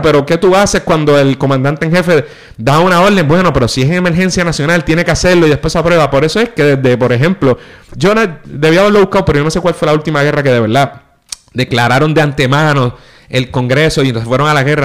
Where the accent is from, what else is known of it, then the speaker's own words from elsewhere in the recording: Puerto Rico; nosotros pues una vez tomas un avión y sales de Puerto Rico, para todos los efectos te tratan como americano